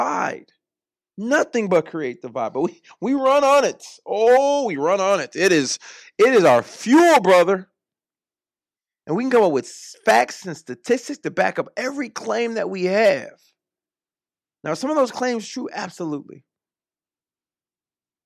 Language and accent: English; United States; also born or lived in Orlando; I'm American